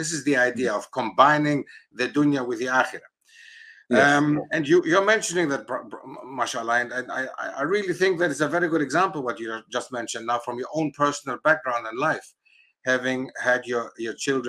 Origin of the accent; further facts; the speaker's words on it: Germany; moved away as an adult; also born or lived in Greece / Netherlands; now in United Kingdom; But of course, I grew up in Germany. The first 20 years of my life, I was in Germany.